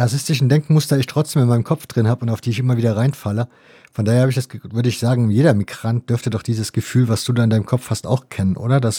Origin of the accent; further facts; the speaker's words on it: Israel; Wenn man als Kind in Israel groß wird, kriegt man in der Schule dann diese Geschichte ausführlichst und vielleicht auch zu ausführlichst erzählt.